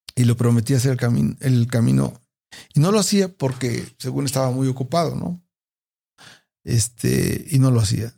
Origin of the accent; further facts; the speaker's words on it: Puebla, Mexico; De Puebla